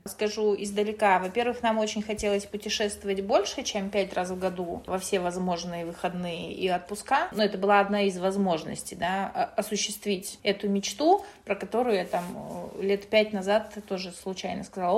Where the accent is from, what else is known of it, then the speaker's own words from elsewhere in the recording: Kazakhstan; also born or lived in Russia; now in Spain; я родилась в Казахстане